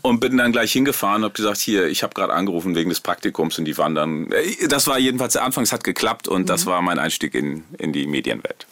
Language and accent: German; Rheine, North Rhine-Westphalia, Germany; Ich bin in Rheine in Westfalen groß geworden